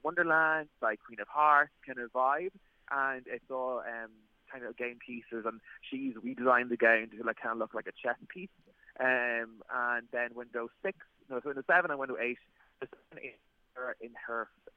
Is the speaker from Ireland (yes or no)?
yes; Dundalk, Leinster, Ireland; Dundalk as well, from my hometown